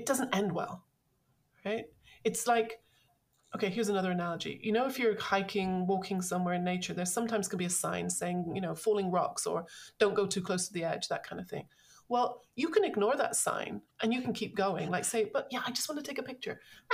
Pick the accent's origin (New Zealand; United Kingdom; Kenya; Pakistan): United Kingdom; London; I grew up, I'm from London.